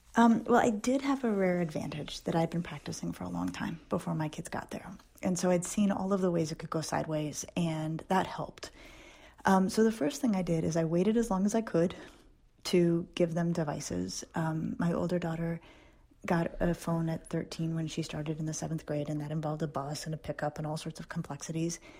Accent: Denver, Colorado, United States; I grew up in Denver when it was a small town.

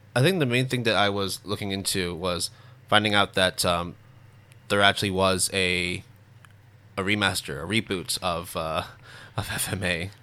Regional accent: Canada; growing up in Canada

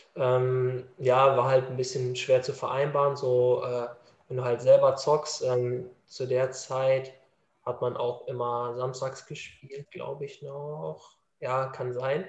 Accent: Dortmund, North Rhine-Westphalia, Germany; ich bin Dortmunder Junge

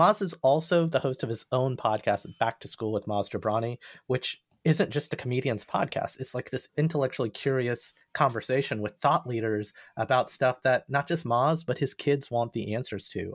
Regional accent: the South, Alabama, United States; I grew up in the South

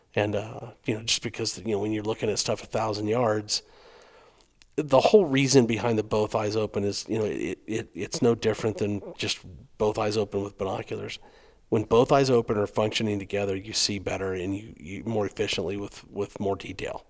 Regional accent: Arizona, United States; I'm from Arizona. I've been hunting coos deer a long time

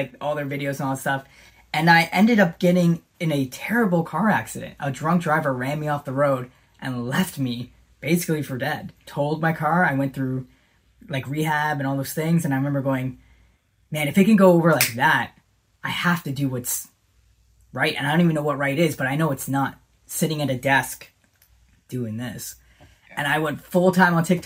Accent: Canada; also born or lived in Smithers, British Columbia; that ambassador who's from Canada

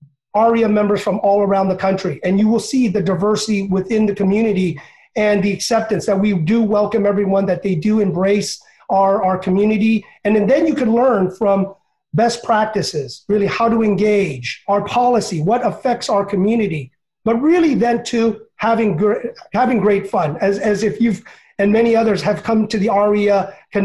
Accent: United States; I was born in America, sometimes, you know, they treat me as an immigrant

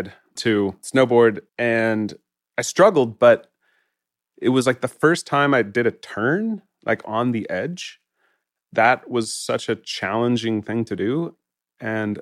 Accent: Jackson, Wyoming, United States; I grew up in Jackson

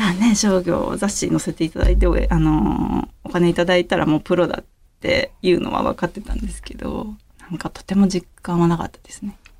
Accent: Yamanashi, Japan; moved away as an adult; now in Tokyo, Japan; 地元はですね山梨ですね

